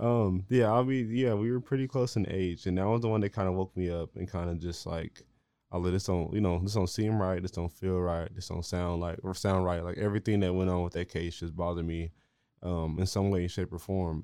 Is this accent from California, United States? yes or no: no; Marlin, Texas, United States; now in Waco, United States; I'm from here, I'm from Marlin, you know, the only other place that I've, like, lived is here in Waco